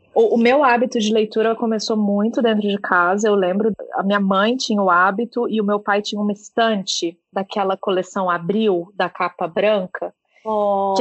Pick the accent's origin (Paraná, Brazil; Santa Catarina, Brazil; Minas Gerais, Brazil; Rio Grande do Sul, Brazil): Minas Gerais, Brazil; moved away as an adult; also born or lived in São Paulo / Curitiba; now in Ireland; Eu, eu cresci em Minas, fui fazer faculdade no interior de São Paulo, aí depois fui trabalhar em Curitiba, fui trabalhar em São Paulo, fiz uma parada fora do Brasil por um tempo, voltei para São Paulo e agora tô, tô aqui na Irlanda.